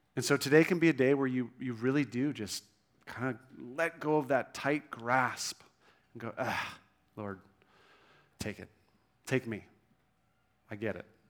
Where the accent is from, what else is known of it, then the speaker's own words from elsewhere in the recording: Newport Beach, California, United States; moved away as an adult; also born or lived in Vancouver, Canada; I grew up in Newport Beach, grew up, great family